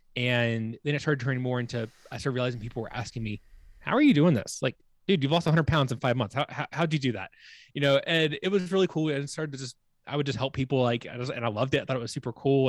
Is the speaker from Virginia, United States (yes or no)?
yes; Virginia, United States; moved away as an adult; also born or lived in Charleston, South Carolina; now in Colorado, United States; my home state, Virginia